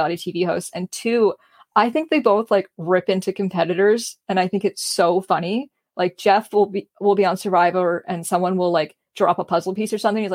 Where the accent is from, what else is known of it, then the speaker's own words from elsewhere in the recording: Canada; I'm a Canadian